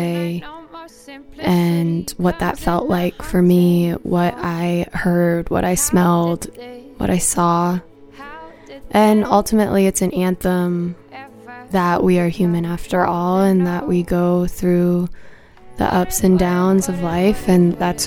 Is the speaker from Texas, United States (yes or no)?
no; Seattle, Washington, United States; I'm from Seattle